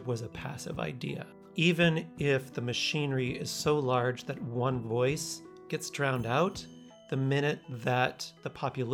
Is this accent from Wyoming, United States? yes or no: yes; Wyoming, United States; now in Minnesota, United States; I was born in Wyoming, but I live in Minnesota